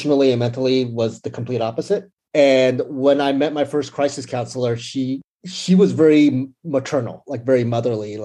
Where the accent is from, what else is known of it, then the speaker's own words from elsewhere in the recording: San Francisco Bay Area, California, United States; moved away as an adult; now in Los Angeles, United States; I grew up in the Bay Area, San Francisco Bay Area, and then I recently moved to LA about a year and a half ago